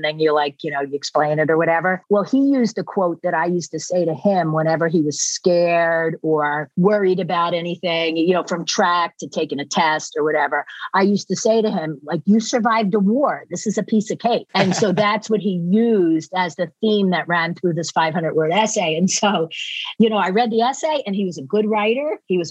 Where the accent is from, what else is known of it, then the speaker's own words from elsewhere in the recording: Philadelphia, Pennsylvania, United States; accent: hybrid of Philadelphia and Boston; now in Boston, United States; Yeah, I have this like crazy hybrid of Philadelphia and Boston that voice recognition cannot